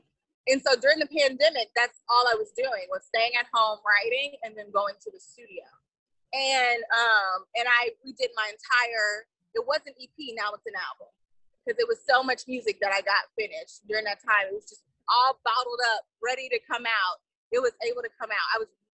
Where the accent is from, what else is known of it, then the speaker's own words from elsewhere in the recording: Houston, Texas, United States; I'm from Houston.